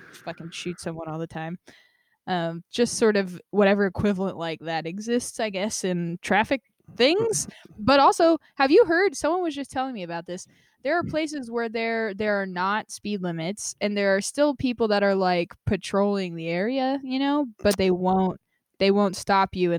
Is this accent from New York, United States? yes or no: no; Las Vegas, Nevada, United States; now in California, United States; I grew up in Vegas